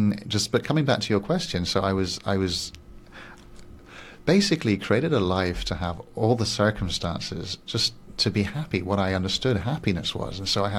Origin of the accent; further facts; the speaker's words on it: Singapore; English is a second language; also born or lived in Switzerland / Paris, France; now in Barcelona, Spain; But I'm originally Swiss and I grew up in Singapore and Paris. And I just feel like I'm a big mixture from many different places. But right now, Barcelona feels my home.